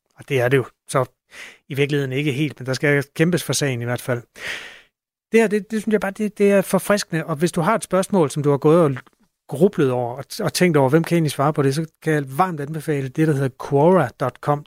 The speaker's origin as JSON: {"language": "Danish", "country": "Denmark", "said": "som dansker"}